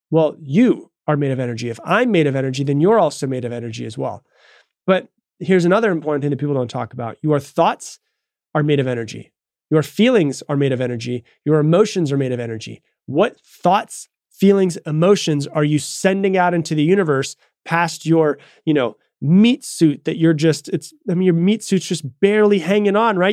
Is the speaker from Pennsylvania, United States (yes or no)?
no; Florida, United States; moved away as an adult; also born or lived in Texas; I'm from Florida. I was in Texas